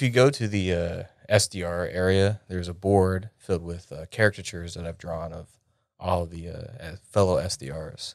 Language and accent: English; York, Pennsylvania, United States; moved away as an adult; I grew up in a small town called York, Pennsylvania.